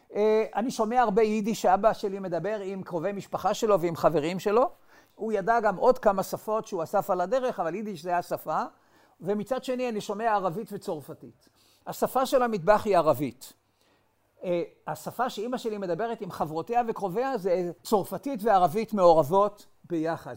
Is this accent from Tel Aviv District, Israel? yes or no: yes; Tel Aviv, Tel Aviv District, Israel; אני נולדתי בתל אביב בשנת אלף תשע מאות שלושים ותשע